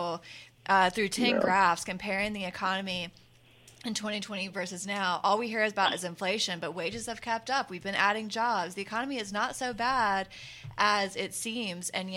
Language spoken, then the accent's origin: English; South Carolina, United States; moved away; I grew up in South Carolina